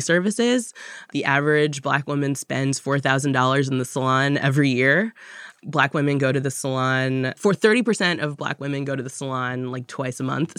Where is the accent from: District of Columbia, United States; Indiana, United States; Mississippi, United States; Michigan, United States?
District of Columbia, United States; Washington; also born or lived in Tallahassee, Florida; now in New York, United States; I was born in Tallahassee, Florida, and moved up to Washington, D C as a toddler, but for all intents and purposes, from D C